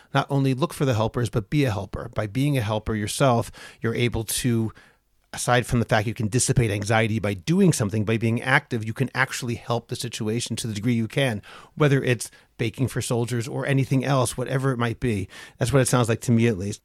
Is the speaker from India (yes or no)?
no; United States; now in Israel; I am an American